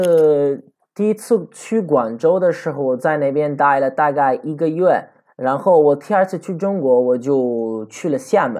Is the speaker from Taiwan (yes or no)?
no; Sicily, Italy; Chinese is a second language; also born or lived in China; 你你都知道我在我在我是我是在西西里出生的，西西里就是一个意大利最南方的一个省，也就是说地中海最大的岛屿。我是在这里出生的，可以说是我的家乡啊。